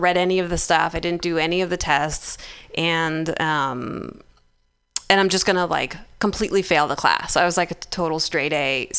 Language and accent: English; the South, United States; I grew up in the South, so we were all about, like, Southern hospitality and niceties and serving people.